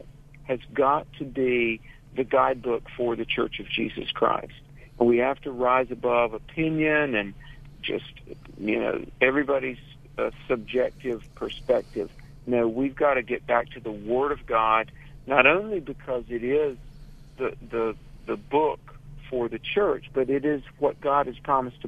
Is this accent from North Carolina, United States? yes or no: yes; North Carolina, United States; North Carolina, my home state